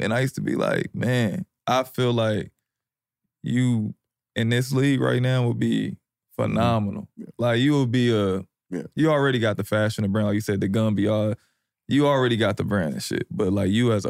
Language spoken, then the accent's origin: English; Indianapolis, Indiana, United States; I'm from the West Side of Indianapolis.